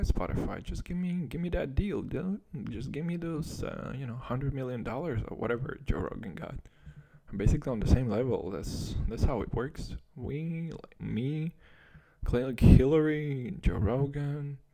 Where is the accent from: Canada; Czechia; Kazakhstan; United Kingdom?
Kazakhstan; English is a second language; moved away; I was still growing up in Kazakhstan, which is probably the farthest thing you can imagine from America